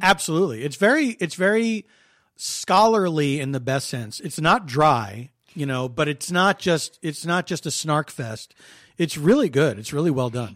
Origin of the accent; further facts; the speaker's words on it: Philadelphia, Pennsylvania, United States; I'm from Philly